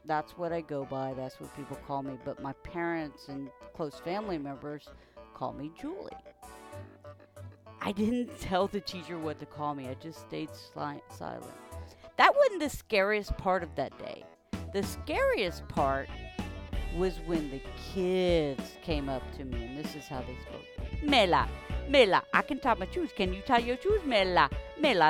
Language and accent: English; South Louisiana, United States; also born or lived in North Texas; growing up in South Louisiana gave me the most cultural experience of my life